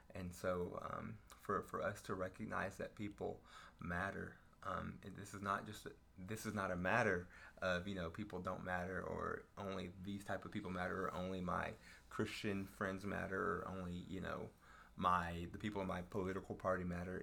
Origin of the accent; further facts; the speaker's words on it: Denton, Texas, United States; I grew up in Denton, Texas